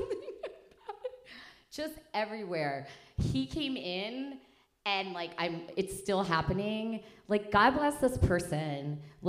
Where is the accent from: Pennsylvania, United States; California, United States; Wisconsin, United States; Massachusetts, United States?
Pennsylvania, United States; Philadelphia; moved away; also born or lived in Chicago; we're from Philly